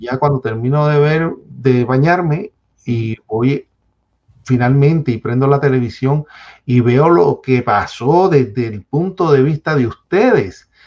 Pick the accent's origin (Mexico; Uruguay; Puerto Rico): Puerto Rico; Bayamón; moved away as an adult; also born or lived in Santurce, San Juan; now in United States; de Bayamón, nacido en Santurce, criado en Bayamón